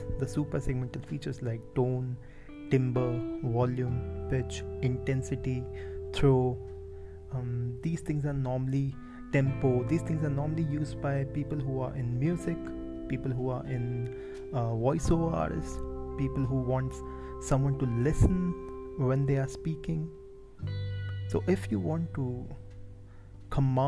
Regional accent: India; I'm an Indian

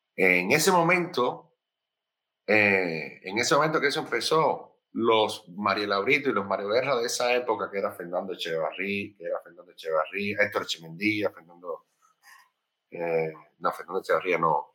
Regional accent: Sagua la Grande, Villa Clara, Cuba; moved away as an adult; also born or lived in Havana; yo soy de Sagua la Grande, como ya bien dije antes, y del centro, de, la parte norte del centro del país.

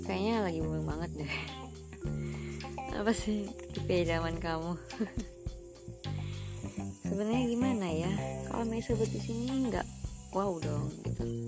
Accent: Padang, West Sumatra, Indonesia; also born or lived in Cianjur, West Java; S M P Negeri dua belas Padang, terus lanjut lagi ke S M A Negeri dua belas Padang dan sekarang di Universitas Andalas.

